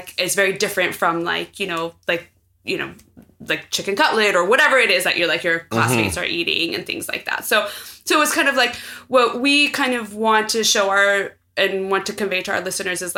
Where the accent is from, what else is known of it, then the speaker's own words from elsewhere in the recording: San Francisco, California, United States; I was born here in San Francisco